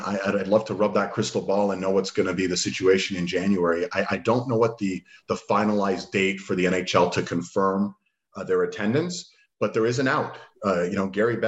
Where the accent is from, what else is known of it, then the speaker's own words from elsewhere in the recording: Canada; I'm Canadian